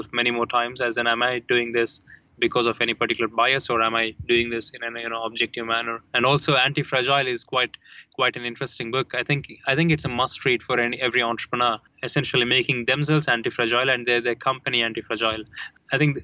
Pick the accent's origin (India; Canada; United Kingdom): India; I grew up in India, we read a lot of abstract philosophy in Hinduism